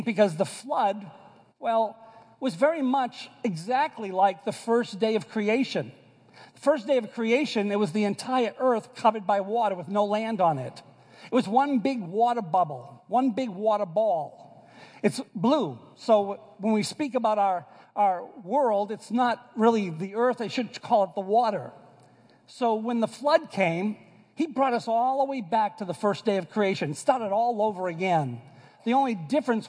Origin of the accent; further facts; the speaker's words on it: Boston, Massachusetts, United States; accent: Bostonian; moved away; also born or lived in New York; I am from Boston, and so I say it ark